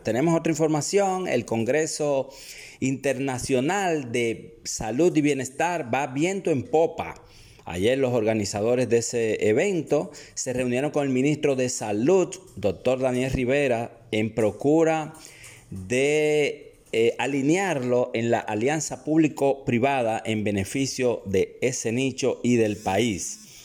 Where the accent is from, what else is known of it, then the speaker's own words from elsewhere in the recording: Dominican Republic; República Dominicana porque somos un país caribeño